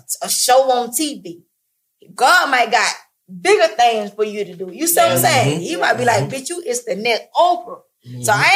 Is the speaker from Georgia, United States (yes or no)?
yes; Atlanta, Georgia, United States; I'm from Atlanta, born and raised